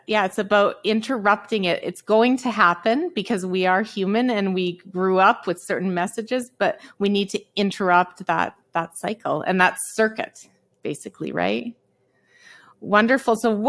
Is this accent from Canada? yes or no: yes; Calgary, Alberta, Canada; I understand you grew up in Calgary just as I did.